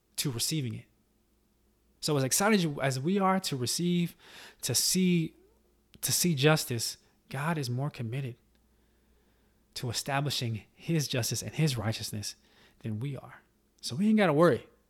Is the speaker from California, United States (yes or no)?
no; Charlotte, North Carolina, United States; my home state in, uh, in Charlotte, North Carolina